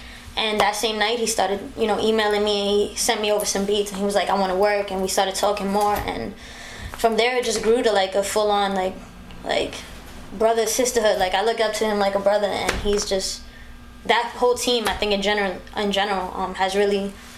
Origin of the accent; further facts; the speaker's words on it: Bronx, New York, United States; I am. Born and raised.